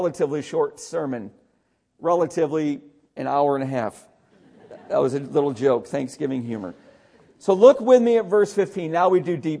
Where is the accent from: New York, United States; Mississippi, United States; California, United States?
New York, United States; Syracuse; where I grew up outside of Syracuse